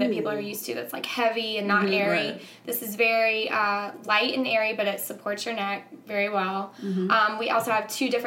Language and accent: English; Ellerbe, North Carolina, United States; moved away; I am from a very small town in North Carolina called Ellerbe.